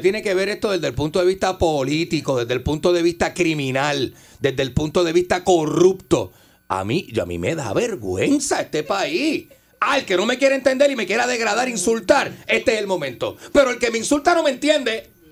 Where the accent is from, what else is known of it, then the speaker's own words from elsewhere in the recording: Puerto Rico; me yo estar en el extranjero y que me señalen como puertorriqueño